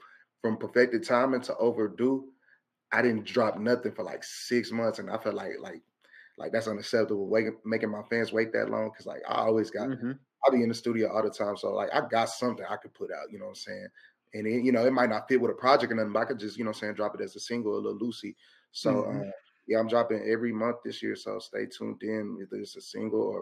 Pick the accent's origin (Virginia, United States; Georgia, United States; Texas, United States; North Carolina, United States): Texas, United States; Houston; I'm a kid from Houston.